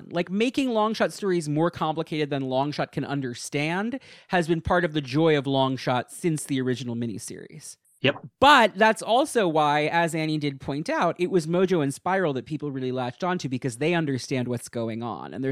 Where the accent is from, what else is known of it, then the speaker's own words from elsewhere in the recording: East of England, United Kingdom; I'm from Essex in the UK, but no need for an accent because I don't have one